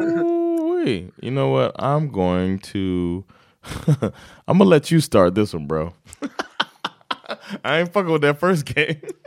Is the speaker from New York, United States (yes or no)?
no; Florida, United States; I'm from Florida